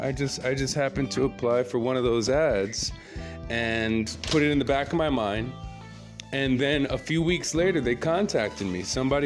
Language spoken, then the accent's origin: English; New York City, New York, United States; moved away as an adult; also born or lived in Los Angeles / Japan / Jamaica; I am not from LA. I'm from Brooklyn